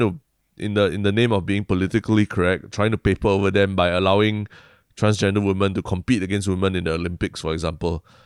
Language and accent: English; Singapore; a Singaporean